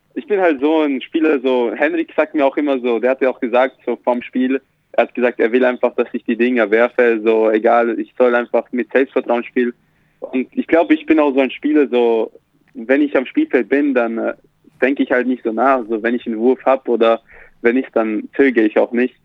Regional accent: Austria; also born or lived in Slovakia; now in Ulm, Germany; ich bin halt in der Slowakei geboren und bin in Österreich dann da aufgewachsen

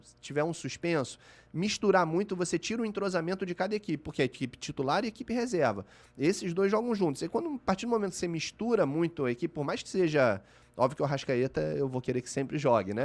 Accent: Rio de Janeiro, Brazil; eu sou da Barra da Tijuca, uhum. eu nasci na Barra

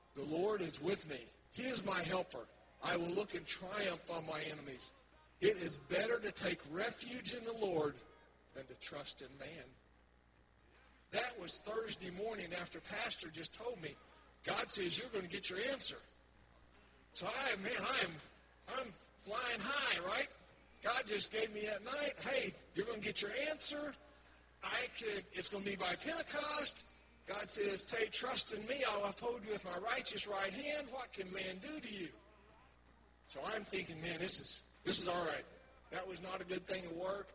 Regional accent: Oklahoma, United States; was born and raised in Oklahoma on a farm

